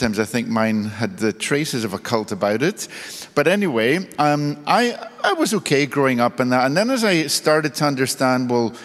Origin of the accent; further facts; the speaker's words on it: Belfast, Northern Ireland, United Kingdom; I was born in the 1960s in Northern Ireland in the city of Belfast.